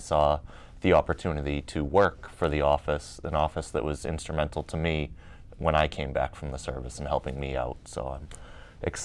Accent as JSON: {"language": "English", "town": "Gloucester", "region": "Massachusetts", "country": "United States", "tie": "born or raised there", "also_born_or_lived": "Rockport, Massachusetts", "said": "I grew up in Gloucester and Rockport."}